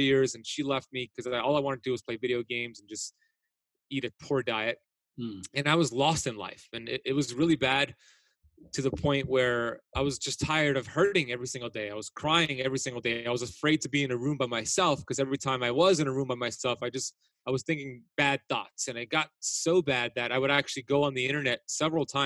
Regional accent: Miami Beach, Florida, United States; the crowd I grew up with in Miami Beach specifically

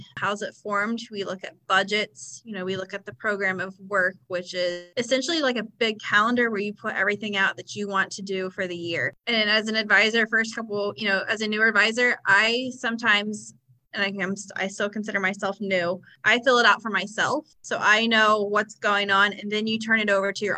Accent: Ohio, United States; I'm from Ohio

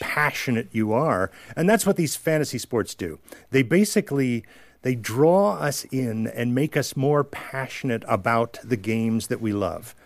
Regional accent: New York, United States; I was from New York

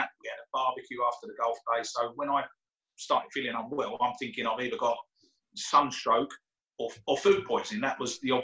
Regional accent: United Kingdom; I'm British

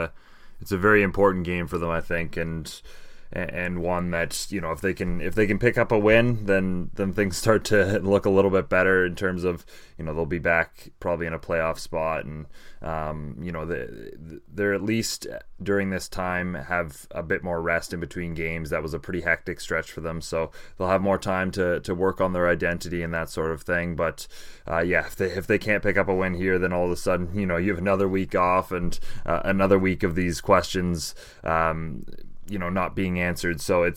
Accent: Canada; as a Canadian soccer fan, I think I'll welcome in future years.

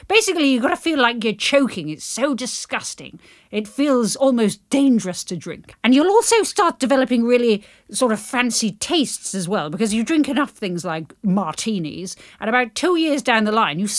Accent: United Kingdom; as a Brit

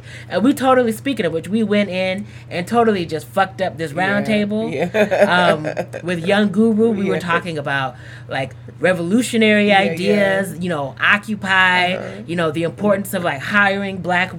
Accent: Texas, United States; moved away; I lived in Texas for a long time, even mm-hmm. Central Texas.

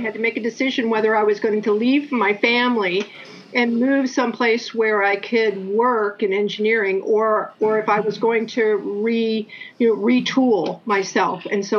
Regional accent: Pittsburgh, Pennsylvania, United States; moved away as an adult; now in Washington State, United States; I was born and raised in Pittsburgh.

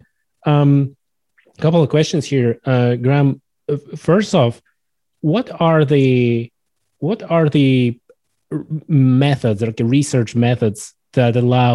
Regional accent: Poland; I'm from Poland.

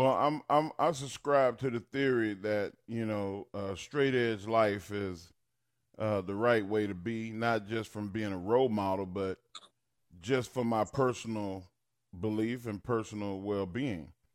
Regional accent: Texas, United States; I grew up in Texas

